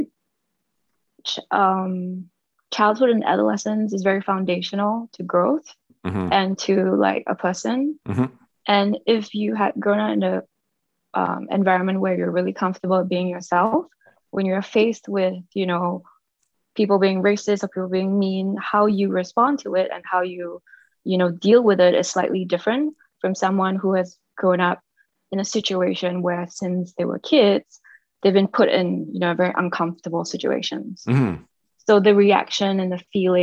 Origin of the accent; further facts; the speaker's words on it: Singapore; moved away as an adult; now in United States; I grew up in Singapore and I was part of the majority mm-hmm. ethnicity.